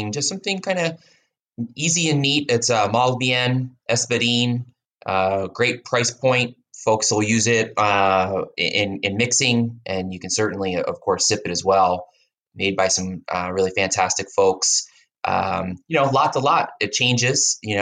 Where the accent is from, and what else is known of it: Philadelphia, Pennsylvania, United States; now in Southern California, United States